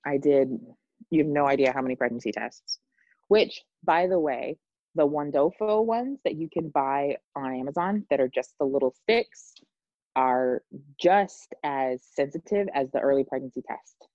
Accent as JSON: {"language": "English", "region": "Indiana", "country": "United States", "tie": "born or raised there", "moved": "yes", "said": "my hometown in Indianapolis"}